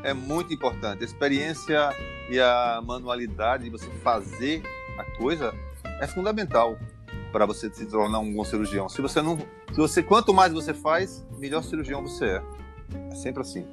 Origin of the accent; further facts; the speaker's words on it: João Pessoa, Paraíba, Brazil; accent: Paraíba accent, strong; moved away as an adult; also born or lived in Rio de Janeiro, Brazil; now in Milan, Italy; eu sou de João Pessoa, Paraíba